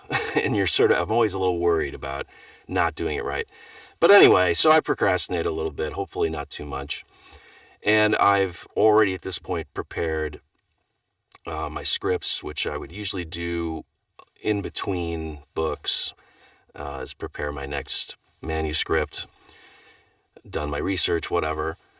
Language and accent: English; Wisconsin, United States; I grew up in Wisconsin